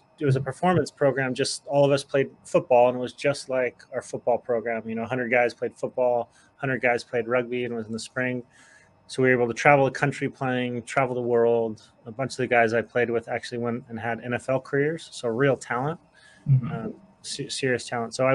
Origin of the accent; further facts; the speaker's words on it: Salt Lake City, Utah, United States; I grew up in Salt Lake City, Utah